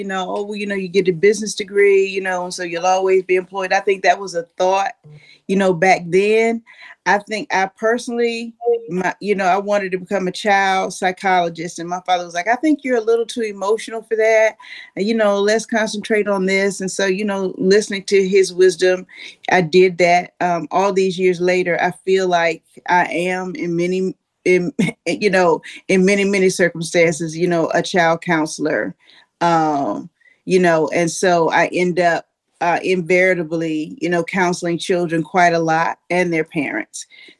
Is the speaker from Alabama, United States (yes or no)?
yes; Mobile, Alabama, United States; born there; Well, I was born in the deep south. I was born in Mobile, Alabama.